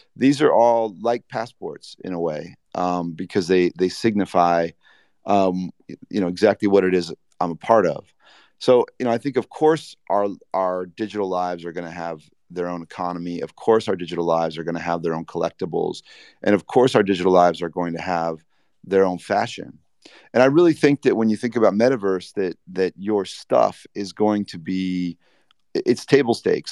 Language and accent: English; Indiana, United States; I grew up in Indiana skateboarding